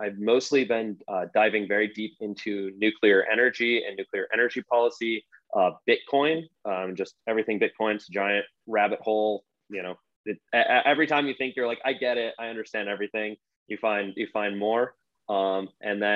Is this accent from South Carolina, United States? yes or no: no; Rochester, New York, United States; now in Austin, United States; I'm from Rochester, New York